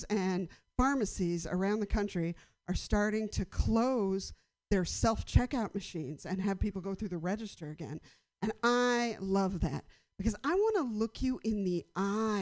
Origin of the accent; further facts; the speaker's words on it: San Francisco, California, United States; I've lived in a bunch of houses around the city where my hometown